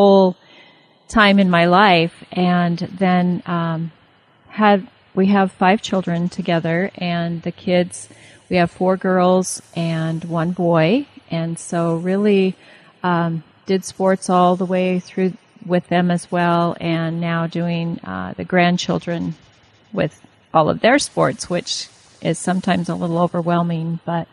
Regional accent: Twin Falls, Idaho, United States; now in Jerome, United States; I grew up in Twin Falls, Twin Falls Bruin.

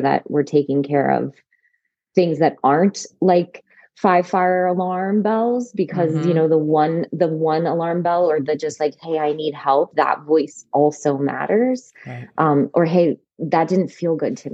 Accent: rural North Carolina, United States; also born or lived in Chapel Hill, North Carolina / Atlanta, Georgia; now in West Virginia, United States; I grew up in rural North Carolina, but went to high school in Chapel Hill

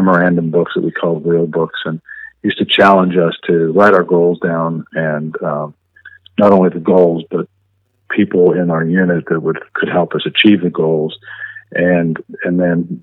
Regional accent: Alexandria, Virginia, United States; moved away as an adult; also born or lived in Pittsburgh, Pennsylvania; I actually grew up just outside of Washington, D.C. in Alexandria, Virginia, and spent most of my life in Alexandria

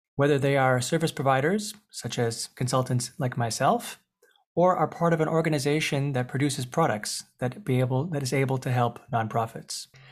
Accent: Montreal, Quebec, Canada; I was born in Montreal, Canada, to some European parents.

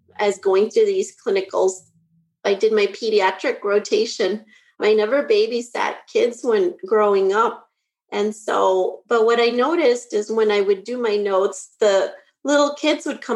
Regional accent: Bismarck, North Dakota, United States; now in Naperville, United States; I actually grew up in Bismarck, North Dakota.

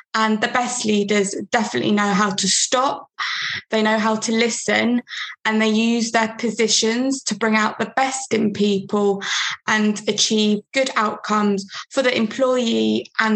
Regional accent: London, United Kingdom; I'm from London

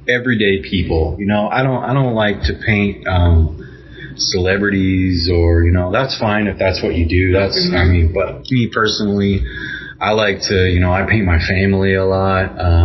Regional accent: Arkansas, United States; now in Kansas City, United States; I'm originally from Arkansas and I just grew up around all

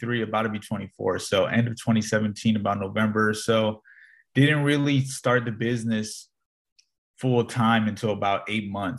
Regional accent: Northern Virginia, United States; Born and raised in Northern Virginia

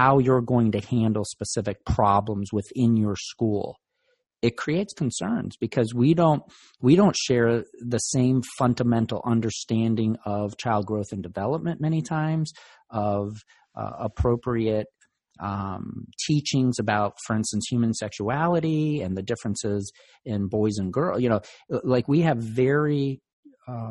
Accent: Virginia, United States; Virginia, which is my home state

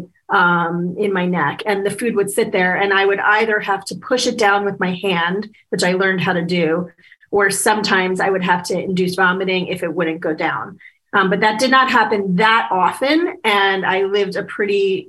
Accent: Washington, District of Columbia, United States; I was born in 1971 in Washington, D.C.

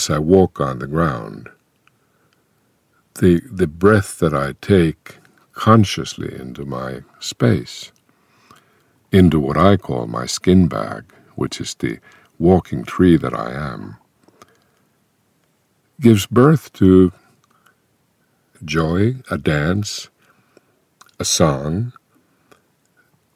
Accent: Finland; first language Finnish; English is a second language; my native language, Finnish

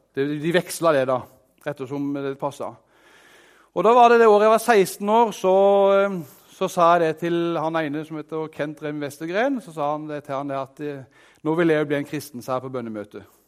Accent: Arendal, Agder, Norway; jeg er fra Arendal, så jeg har veldig rær dialekt

